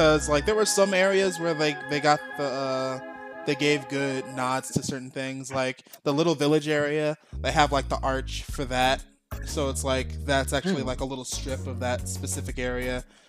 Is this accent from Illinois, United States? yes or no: yes; Chicago, Illinois, United States; As a Chicagoan my whole life